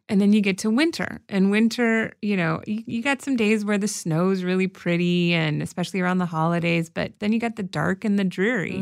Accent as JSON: {"language": "English", "region": "Arizona", "country": "United States", "tie": "born or raised there", "also_born_or_lived": "Chicago", "moved": "yes", "said": "I grew up in Arizona"}